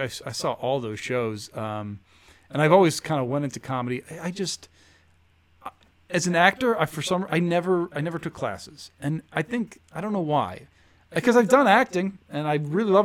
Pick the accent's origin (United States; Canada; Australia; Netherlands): United States; Chicago, Illinois; now in Los Angeles, United States; I grew up in Rogers Park